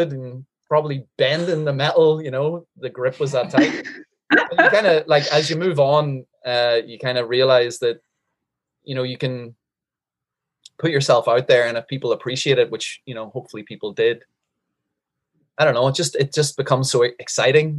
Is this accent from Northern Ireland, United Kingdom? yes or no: yes; Northern Ireland, United Kingdom; moved away as an adult; also born or lived in Changwon, South Korea; now in South Korea; I grew up in Northern Ireland as an Irish Catholic